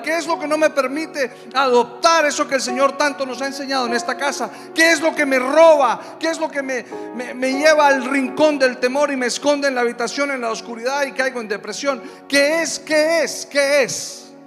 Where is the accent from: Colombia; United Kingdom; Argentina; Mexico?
Colombia; Yo soy de Colombia